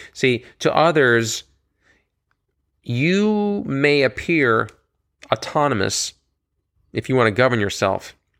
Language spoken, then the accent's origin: English; United States; here in America, being an American